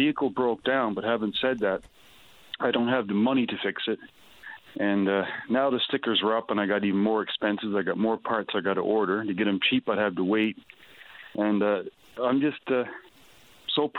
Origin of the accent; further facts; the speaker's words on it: Newfoundland and Labrador, Canada; also born or lived in Alberta; I was from Newfoundland.